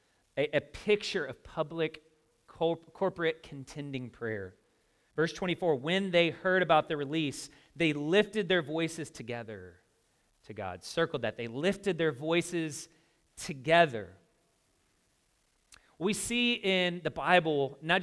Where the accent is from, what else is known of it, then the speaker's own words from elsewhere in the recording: the South, United States; I grew up in the South